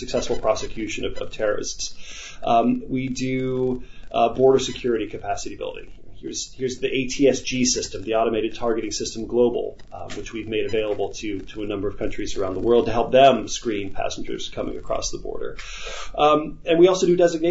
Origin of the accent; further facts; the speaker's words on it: United States; as an American